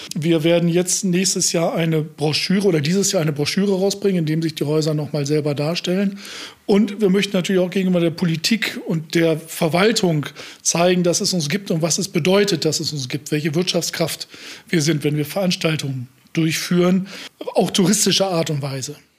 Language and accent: German; Osnabrück, Lower Saxony, Germany; moved away; also born or lived in Münster; ich komme aus Osnabrück.